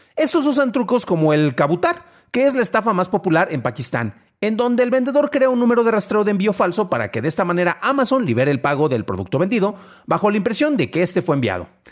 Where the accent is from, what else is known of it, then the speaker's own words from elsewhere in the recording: Mexico; no soy estadounidense, soy mexicano